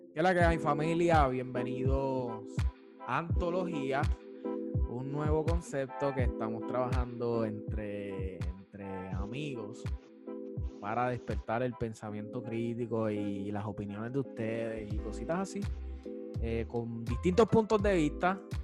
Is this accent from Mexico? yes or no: no; Juana Díaz, Puerto Rico; soy de Juana Díaz